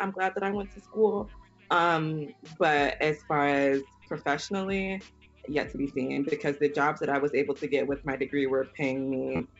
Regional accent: Houston, Texas, United States; I was brought up Baptist as well. I'm from Houston, yeah. Texas.

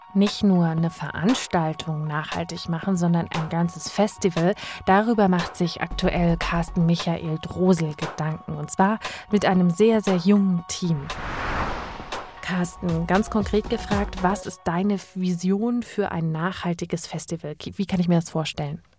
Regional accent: Thuringia, Germany; da, wo ich herkomme in Thüringen, in meinem Heimatort

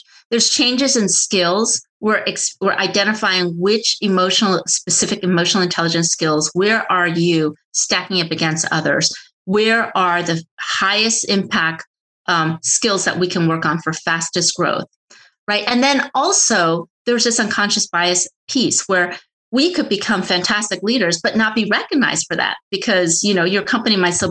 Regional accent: United States; people like me who are born here and speak perfect English. So we think, oh, I'm American

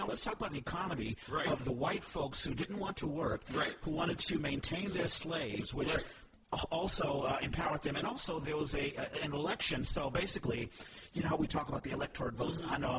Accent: Texas, United States; I was born in Texas

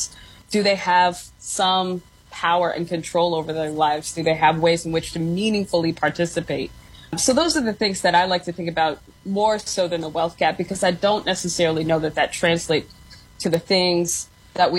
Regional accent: Gary, Indiana, United States; I grew up in Gary in the late 80s, early 90s.

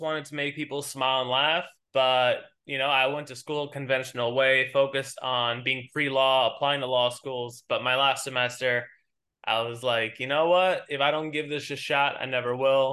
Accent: New York, United States; accent: New York; born and raised in New York.

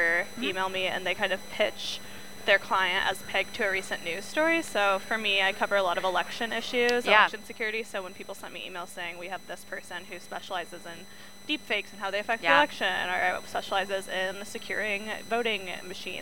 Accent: Iowa, United States; moved away; I'm from Iowa originally

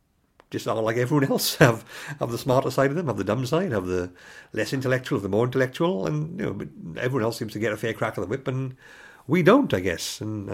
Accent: Pontycymer, Wales, United Kingdom; I was born and raised in the Garo Valley, just north of Bridgend, former mining valley in the village of Pontycumber. You know, my grandfathers were coal miners and my parents are Welsh, my grandparents are Welsh.

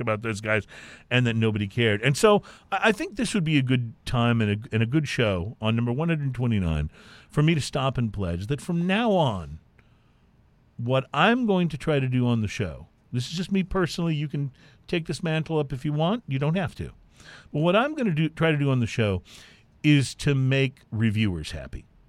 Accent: Lytle, Texas, United States; I grew up in Lytle, Texas

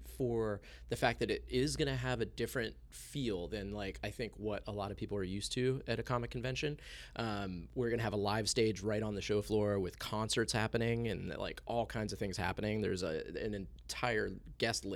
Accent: Philadelphia, Pennsylvania, United States; I'm from the Philadelphia area

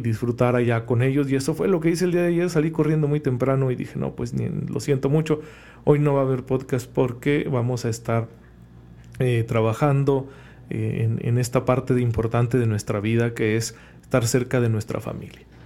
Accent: Saucillo, Chihuahua, Mexico; moved away; mi pueblo, a, al bonito Saucillo

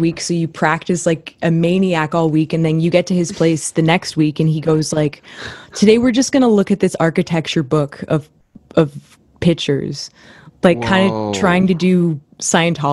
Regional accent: Oakville, Ontario, Canada; I grew up in Oakville, so I'm living here now again too, in my parents' basement

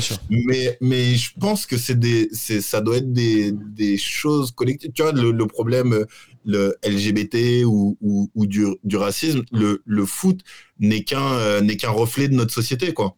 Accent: Paris, Île-de-France, France; moved away as an adult; now in Lisbon, Portugal; je suis parisien, je suis né à Paris, j'ai vécu 30 ans à Paris

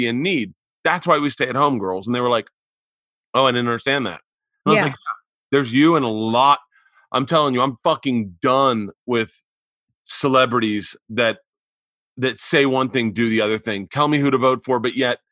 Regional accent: Florida, United States; I grew up in Florida

